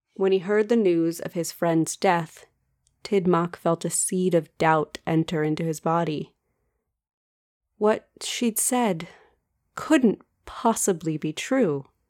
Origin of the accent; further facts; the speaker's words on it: United States; accent: American; my painfully American accent